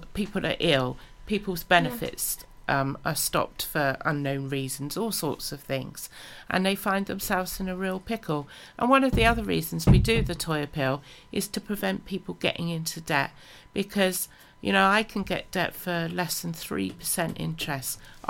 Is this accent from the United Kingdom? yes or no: yes; England, United Kingdom; Oh, I can tell I'm English.